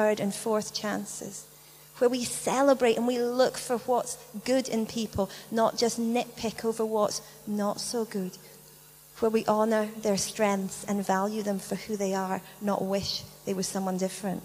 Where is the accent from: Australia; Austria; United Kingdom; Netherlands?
United Kingdom; we're British